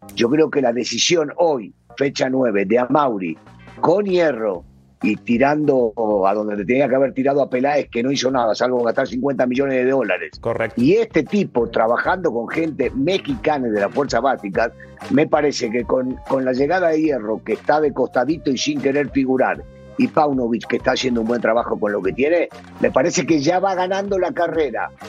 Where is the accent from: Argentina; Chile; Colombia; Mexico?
Argentina; Yo soy argentino